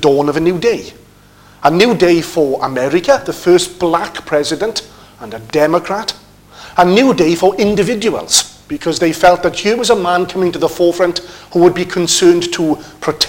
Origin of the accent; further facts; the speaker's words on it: United Kingdom; also born or lived in Wrexham; being British people